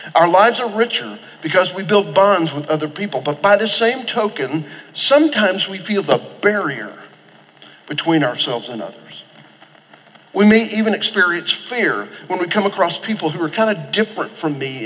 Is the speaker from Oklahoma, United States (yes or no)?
yes; Oklahoma, United States; I grew up in Oklahoma